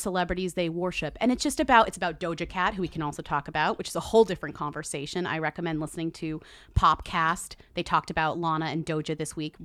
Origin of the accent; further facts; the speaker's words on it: Massachusetts, United States; I come from Massachusetts